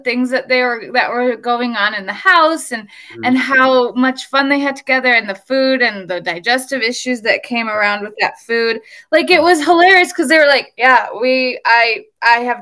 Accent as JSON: {"language": "English", "town": "Nevada", "region": "Iowa", "country": "United States", "tie": "born or raised there"}